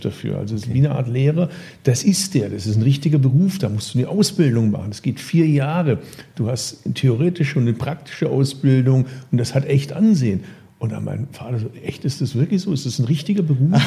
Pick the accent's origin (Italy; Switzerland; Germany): Germany; Bad Urach, Baden-Württemberg; von meinem Geburtsort Bad Urach